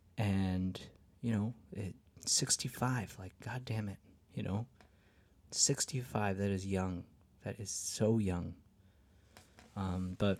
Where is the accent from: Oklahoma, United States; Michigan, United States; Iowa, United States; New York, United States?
New York, United States; now in Nashville, United States; Woodstock, of the 1969 Woodstock Folk Festival that made my little tiny hometown kind of famous.